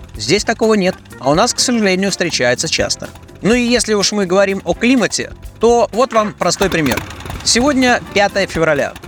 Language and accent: Russian; Russia